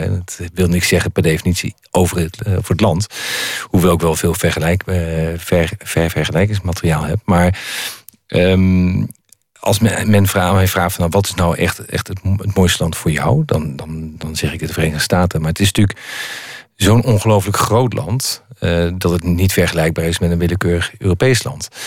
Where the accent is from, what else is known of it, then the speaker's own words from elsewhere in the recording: Netherlands; als Nederlander